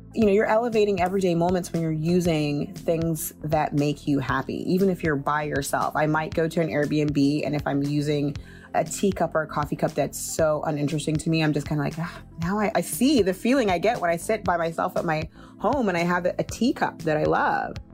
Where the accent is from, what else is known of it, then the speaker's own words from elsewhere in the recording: Austin, Texas, United States; moved away as an adult; also born or lived in Nigeria / New York; now in France; I'm Nigerian, and we moved to Texas, Austin, when I was young.